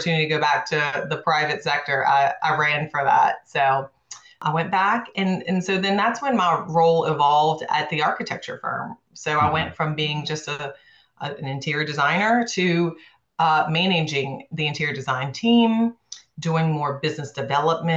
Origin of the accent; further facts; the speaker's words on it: New Orleans, Louisiana, United States; also born or lived in Houston; Being born and raised in New Orleans